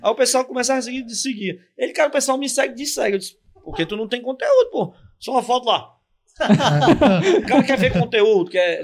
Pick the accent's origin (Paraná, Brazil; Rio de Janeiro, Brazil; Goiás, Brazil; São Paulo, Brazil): São Paulo, Brazil; sou paulista